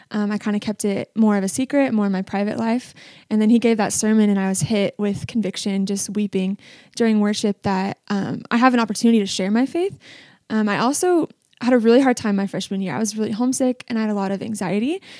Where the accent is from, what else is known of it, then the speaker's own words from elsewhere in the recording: Washington, United States; So I came from Washington State and I didn't know anyone except for one person, McKinley Gunzel, and her little sister was one of my best friends growing up.